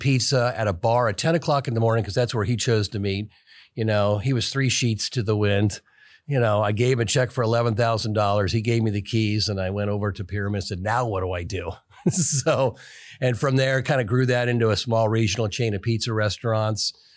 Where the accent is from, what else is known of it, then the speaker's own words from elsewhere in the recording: Kansas City, United States; I grew up here in Kansas City